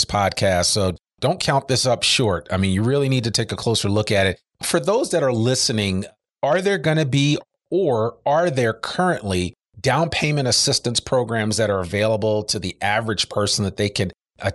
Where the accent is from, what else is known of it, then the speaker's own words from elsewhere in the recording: Northeast, United States; now in Arkansas, United States; I come from the Northeast